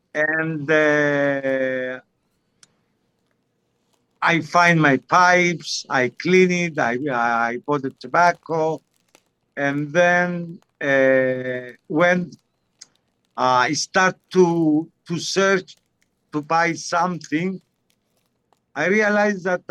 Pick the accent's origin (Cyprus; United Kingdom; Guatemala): Cyprus; I grew up in Cyprus. I'm 100% Cypriot. I'm Greek origin Cypriot